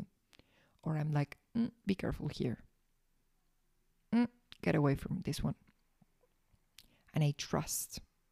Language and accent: English; Argentina; I was born in Argentina